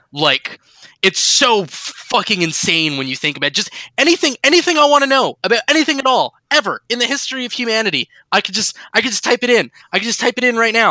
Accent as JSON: {"language": "English", "country": "Canada", "said": "We are we're Canadian."}